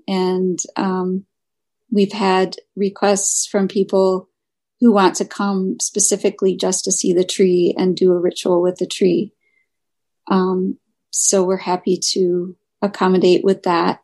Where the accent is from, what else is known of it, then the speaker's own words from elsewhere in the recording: Michigan, United States; moved away; I'm originally from Michigan